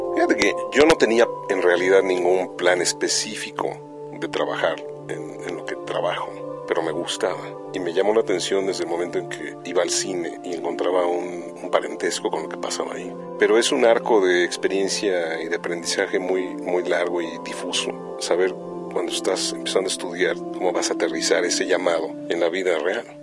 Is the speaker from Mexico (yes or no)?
yes; Mexico City, Mexico; soy mexicano del DF